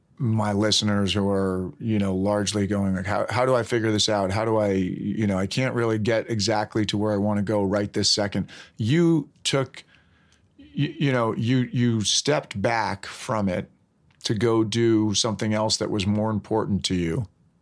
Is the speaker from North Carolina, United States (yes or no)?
no; New York, United States; I grew up in Westchester County.